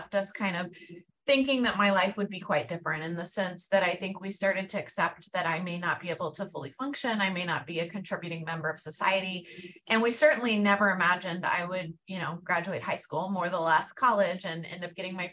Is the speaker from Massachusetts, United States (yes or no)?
no; Houston, Texas, United States; moved away as an adult; I am from Houston, born and raised here